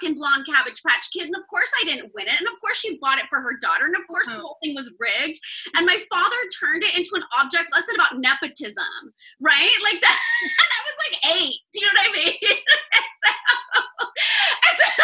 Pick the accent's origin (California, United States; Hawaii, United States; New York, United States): California, United States; my home state